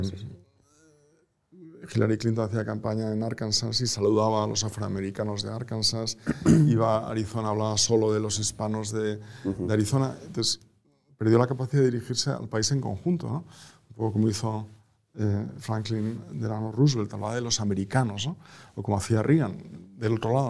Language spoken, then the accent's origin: Spanish; Spain; also born or lived in Boston